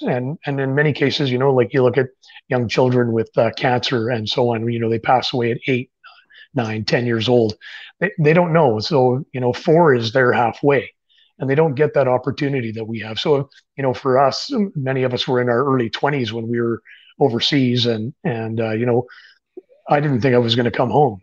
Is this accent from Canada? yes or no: yes; Canada; I'm a Canadian writer